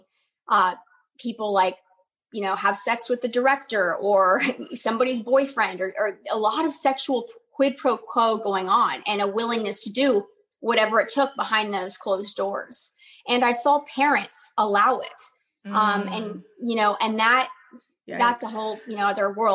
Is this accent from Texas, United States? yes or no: yes; Dallas, Texas, United States; my hometown of Dallas, Texas